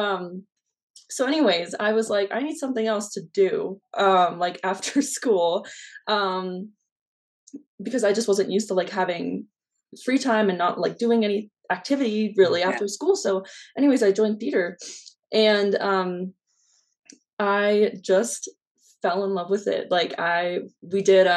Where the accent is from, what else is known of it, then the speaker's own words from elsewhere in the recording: Denver, Colorado, United States; I'm from Denver, Colorado